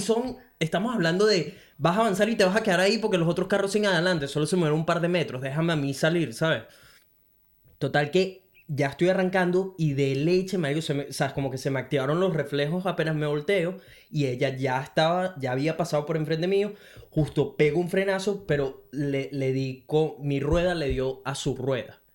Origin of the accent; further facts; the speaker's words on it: Venezuela; moved away as an adult; now in Brisbane, Australia; soy un latino venezolano que vive en Brisbane desde hace casi cuatro años